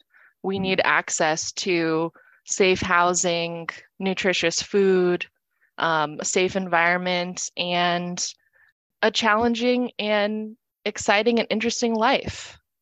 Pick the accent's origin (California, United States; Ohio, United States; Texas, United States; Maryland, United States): California, United States; born there; now in Phoenix, United States; I moved to Arizona from California, where I was born. I moved here in 2019 and started working at Family Shelter up in North Phoenix.